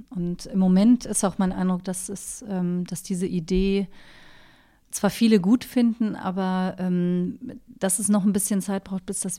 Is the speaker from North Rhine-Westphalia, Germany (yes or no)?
yes; Cologne, North Rhine-Westphalia, Germany; now in Berlin, Germany; Ich bin in Köln aufgewachsen